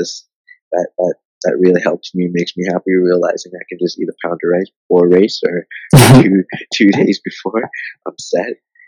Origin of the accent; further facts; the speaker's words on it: Harare, Zimbabwe; born there; I was born in Zimbabwe, the city of Harare.